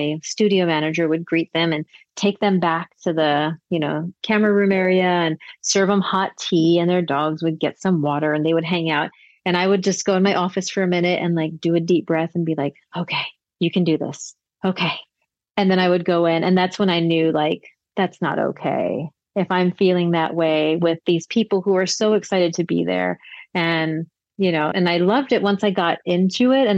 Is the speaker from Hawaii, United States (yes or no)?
yes; Hawaii, United States; moved away; also born or lived in Las Vegas; I grew up in Hawaii